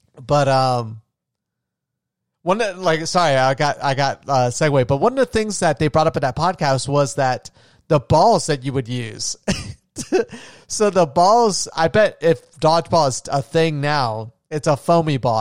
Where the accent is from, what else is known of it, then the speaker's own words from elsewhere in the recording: Florida, United States; I grew up in Florida